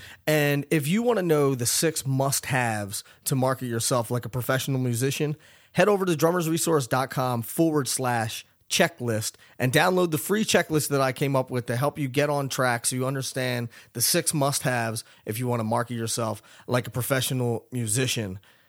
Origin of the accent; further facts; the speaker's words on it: Philadelphia, Pennsylvania, United States; I'm from Philly.